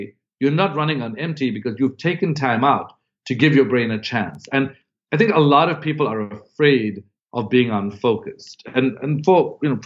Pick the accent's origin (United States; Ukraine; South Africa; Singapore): South Africa; moved away as an adult; I'd come from another country. I'm from South Africa originally. I came to Harvard